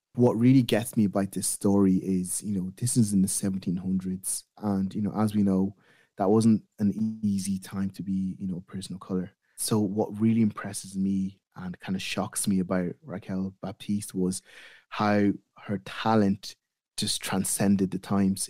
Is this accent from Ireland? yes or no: yes; Ireland; what it's like growing up in Ireland for a person of color. and maybe what it's like growing up in an African home